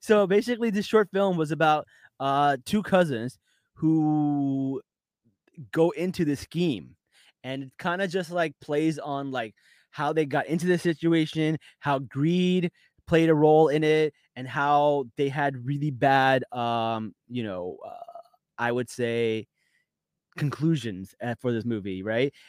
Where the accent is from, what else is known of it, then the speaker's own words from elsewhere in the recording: New York, United States; I'm from New York